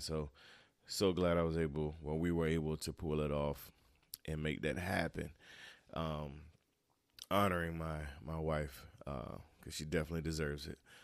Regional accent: Turkey, North Carolina, United States; moved away as an adult; now in South Carolina, United States; I'm originally from North Carolina, east of North Carolina, uh, little town called Turkey.

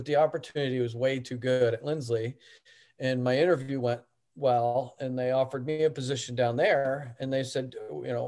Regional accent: Buffalo, New York, United States; moved away; I'm from Buffalo

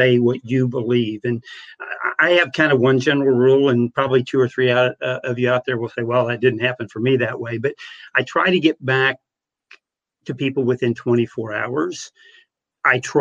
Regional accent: Monroe City, Missouri, United States; my hometown newspaper in Monroe City, Missouri of 2,500

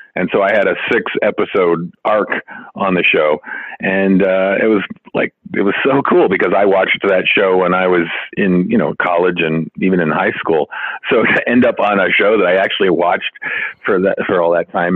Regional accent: Santa Fe, New Mexico, United States; moved away as an adult; also born or lived in Chicago, Illinois / Ohio / Los Angeles, California; now in Las Vegas, United States; Originally Chicago. Lived there till I was ten, and then moved to Santa Fe, New Mexico. Uh, lived there through end of high school.

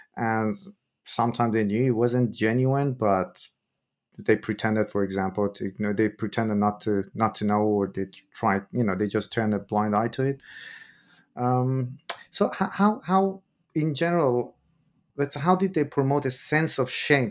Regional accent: Iran; moved away; I'm originally from Iran myself

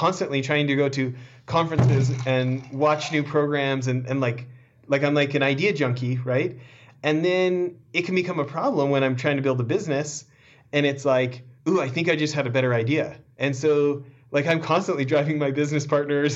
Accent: Canada; I was born in Canada

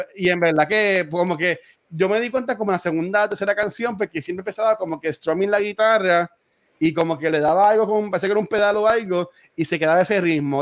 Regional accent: Loíza, Puerto Rico; yo aquí, este me crié aquí en Villa de Loiza

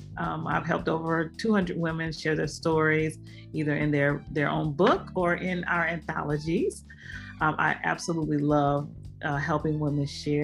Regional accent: Flint, Michigan, United States; now in Los Angeles, United States; I am originally from Flint, Michigan. Been here in Los Angeles area for about 18 years now.

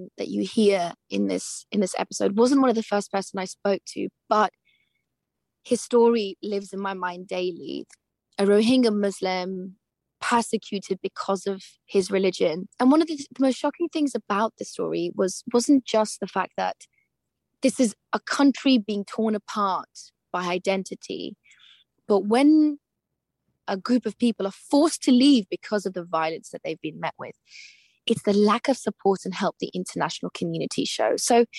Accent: United Kingdom; So I kind of feel, as a British Afghan person, like I'm at war with myself.

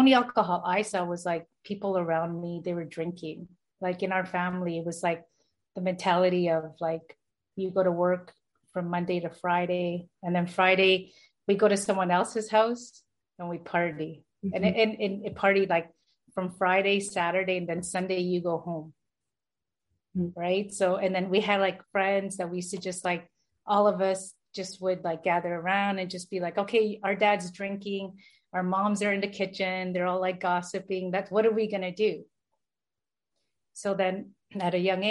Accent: Toronto, Ontario, Canada; I was born in Toronto, Toronto, Canada. I was brought up in Toronto as well

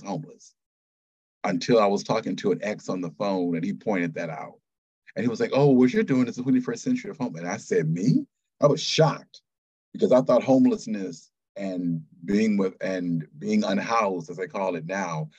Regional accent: Detroit, Michigan, United States; moved away as an adult; also born or lived in Japan / Boston / Atlanta / West Coast; now in Connecticut, United States; I'm originally from Detroit, Michigan, so from Motown, grew up there

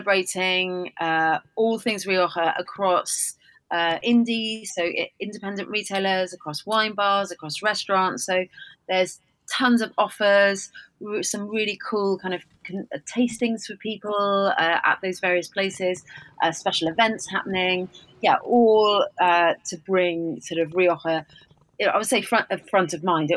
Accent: Wales, United Kingdom; I'm Welsh.

